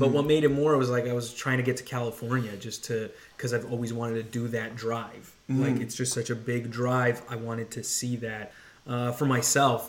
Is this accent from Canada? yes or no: yes; Canada; I'm Canadian